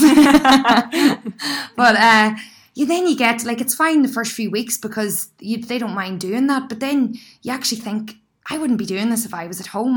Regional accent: County Down, Northern Ireland, United Kingdom; moved away as an adult; now in Sydney, Australia; an Irish girl

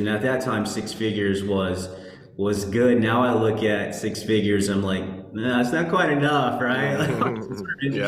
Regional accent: Dallas, Texas, United States; I'm from Texas, the Dallas area, DFW area

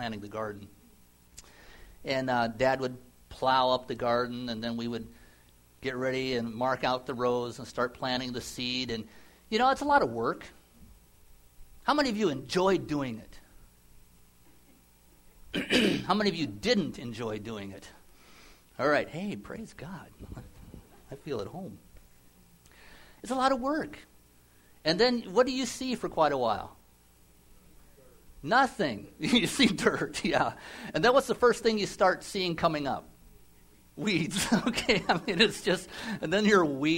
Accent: Nebraska, United States; I grew up in the Midwest in Nebraska, and we had a big garden

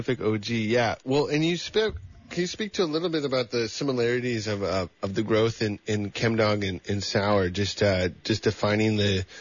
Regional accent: California, United States; also born or lived in Ohio / Kansas City / Santa Cruz / Gold Country; was born in Ohio, lived a bit in Kansas City, but I was so young, and then moved to California. And so my whole life has kind of been in this bubble of the West Coast.

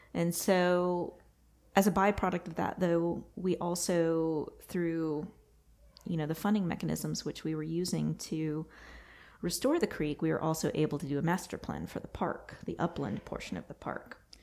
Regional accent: Texas, United States; now in North Carolina, United States; I'm from Texas.

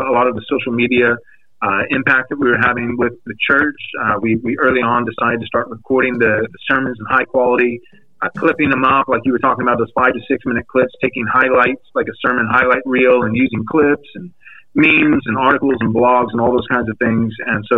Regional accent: Texas, United States; moved away as an adult; now in San Diego, United States; I was born and raised in Texas, moved out here 2009 to San Diego, California to plant a church.

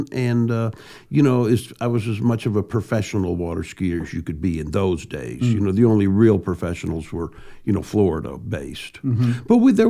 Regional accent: Japan; born there; I was born in Japan.

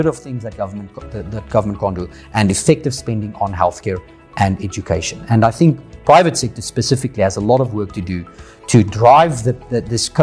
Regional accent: South Africa; as investors in South Africa, as South African residents

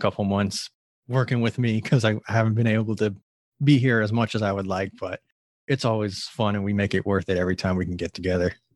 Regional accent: Tampa, Florida, United States; born and raised in Tampa, Florida.

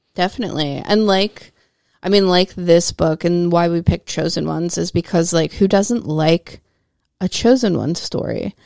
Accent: United States; as busy American ladies

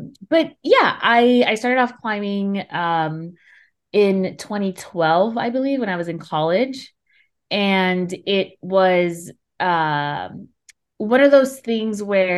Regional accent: Los Angeles, California, United States; I grew up in South LA, South Los Angeles, which is a, you know, it's kind of like a rough neighborhood, and there's very limited recreational opportunities and programs for kids.

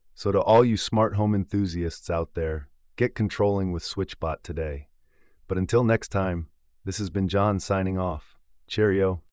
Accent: United Kingdom; your British host

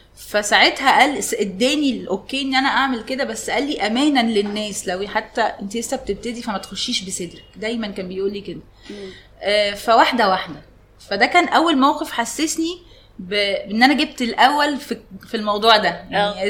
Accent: Egypt; عندنا في مصر

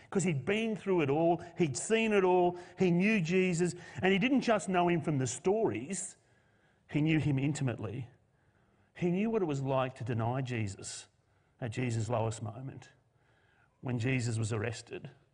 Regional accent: Australia; as a nation, we live in a post-Christian culture. Australia is no longer Christian.

